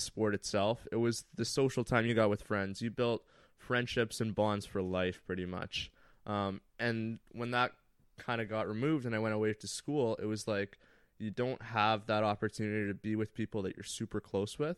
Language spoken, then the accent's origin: English; Thunder Bay, Ontario, Canada; moved away; I had grown up playing hockey all my life. I'm from Thunder Bay, very small town in Northern Ontario